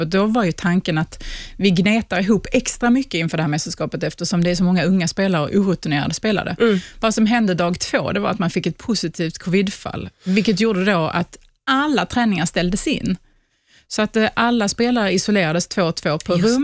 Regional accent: Sweden; man förstår inte som svensk

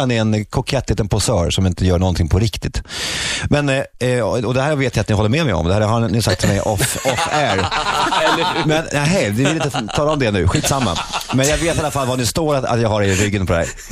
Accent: Sweden; now in Oslo, Norway; Vi kallas för partysvenskarna

